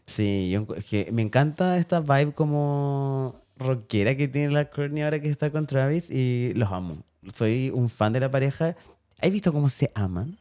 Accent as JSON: {"language": "Spanish", "country": "Chile", "said": "nosotros como chilenos"}